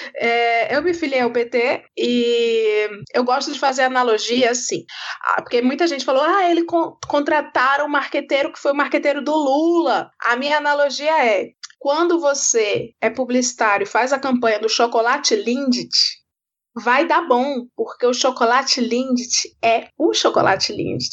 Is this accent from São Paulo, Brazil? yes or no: no; Ceará, Brazil; moved away; Eu sou cearense, fui. De, morei muito tempo num estado governado pela família Ferreira Gomes